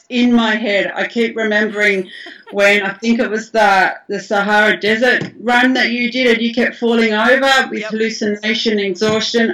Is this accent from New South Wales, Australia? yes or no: yes; Blue Mountains, New South Wales, Australia; moved away as an adult; now in Maryland, United States; Originally, I grew up in the Blue Mountains.